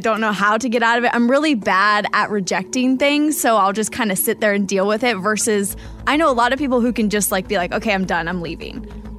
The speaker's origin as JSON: {"language": "English", "town": "Wichita", "region": "Kansas", "country": "United States", "tie": "born or raised there", "said": "1 out of 10 dates happened in my hometown of Wichita, Kansas."}